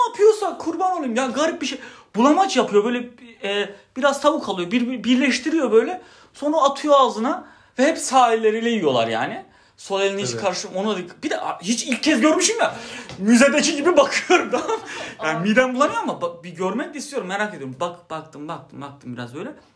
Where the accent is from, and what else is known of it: Turkey